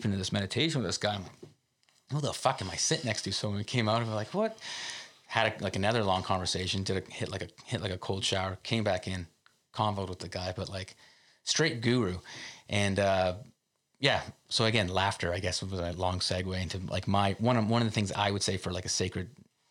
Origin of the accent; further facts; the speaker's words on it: Canada; as a Canadian, we talk a lot about public health care, and that means a lot to us